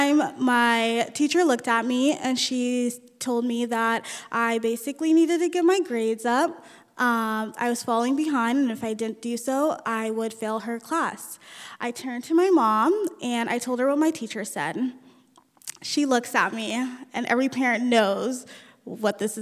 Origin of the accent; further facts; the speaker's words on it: United States; first language Nuer; English is a second language; also born or lived in Ethiopia / South Sudan / California; we lived in three different refugee camps until we moved to the United States in 1994